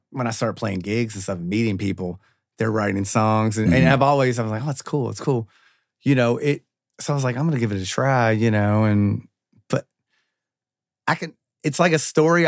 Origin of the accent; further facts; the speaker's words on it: Louisville, Kentucky, United States; I grew up on Jefferson Hill, and everybody that I grew up around, we just referred to it as the hill